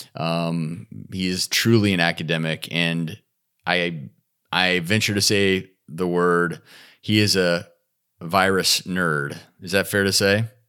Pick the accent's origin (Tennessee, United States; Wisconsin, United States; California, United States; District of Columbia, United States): Tennessee, United States; Nashville; my hometown of Nashville